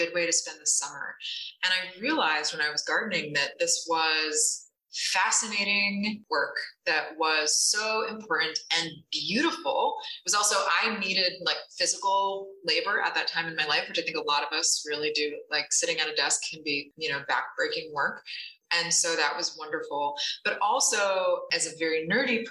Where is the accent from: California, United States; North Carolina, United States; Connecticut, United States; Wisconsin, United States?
Connecticut, United States; I grew up in Connecticut in a rural area on a hobby farm